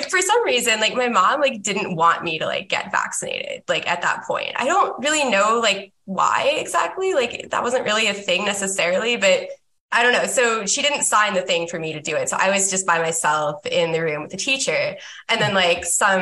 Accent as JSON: {"language": "English", "region": "Upper Midwest", "country": "United States", "also_born_or_lived": "the South (US)", "moved": "yes", "lives_now": "Southern United States", "said": "I'm from the upper Midwest, and then I live in the South currently."}